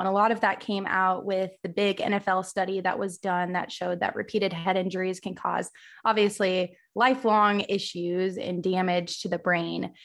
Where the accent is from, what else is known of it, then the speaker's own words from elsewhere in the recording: Missouri, United States; I'm originally from Missouri. I obviously live in Missouri now